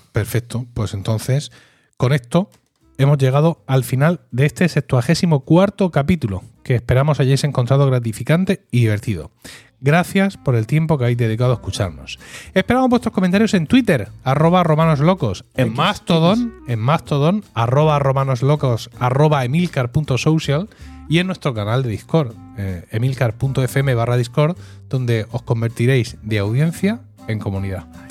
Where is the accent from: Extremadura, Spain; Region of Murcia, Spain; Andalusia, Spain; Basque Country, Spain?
Region of Murcia, Spain; Blanca; Blanca, mi pueblo